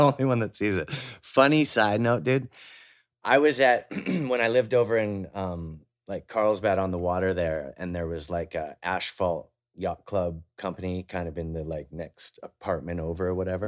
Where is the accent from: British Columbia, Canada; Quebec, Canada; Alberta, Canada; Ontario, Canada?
British Columbia, Canada; Vancouver; I grew up in Vancouver with, like, the North Shore Mountains